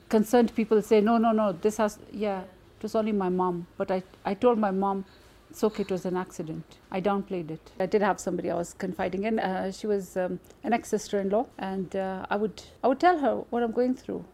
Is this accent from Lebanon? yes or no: no; Nairobi, Kenya; I am from Nairobi, Kenya.